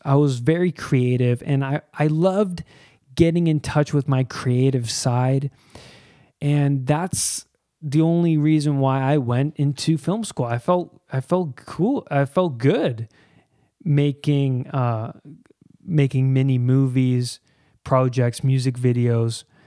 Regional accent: Pickering, Ontario, Canada; I grew up in Pickering, Ontario, and that is east of Toronto. I grew up here my whole life, pretty much

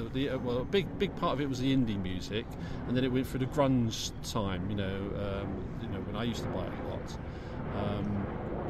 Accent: London, United Kingdom; we're blokes from the Big Smoke

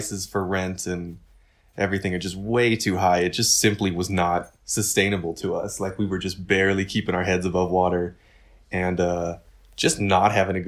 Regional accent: California, United States; born there; I mean, like Nina, I was born in California.

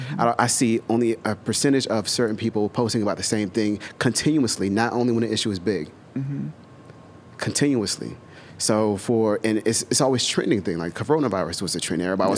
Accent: the South, United States; I grew up in the South. I dealt with some racist shit.

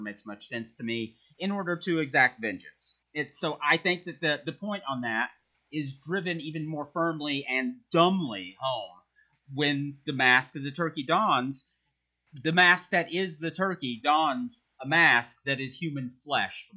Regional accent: United States; As an American

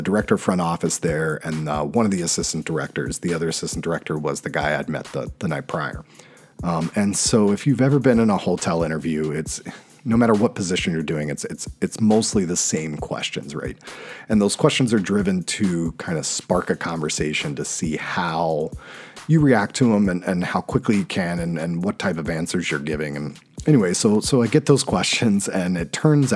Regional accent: North Carolina, United States; moved away as an adult; also born or lived in New York City, United States; now in Washington, DC, United States; my hometown in North Carolina

